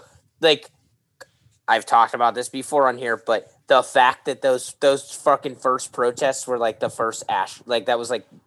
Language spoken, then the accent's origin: English; Pittsburgh, Pennsylvania, United States; When I was growing up in Pittsburgh